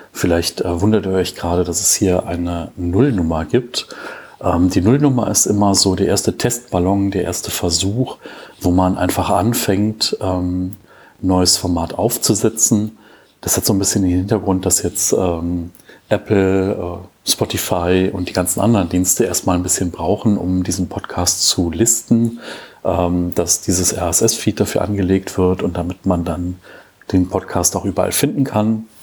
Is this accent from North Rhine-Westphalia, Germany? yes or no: yes; Cologne, North Rhine-Westphalia, Germany; born there; now in Bergisch Gladbach, Germany; ich bin 37 Jahre alt, bin 1982 geboren in Köln, äh, lebe zurzeit in Bergisch Gladbach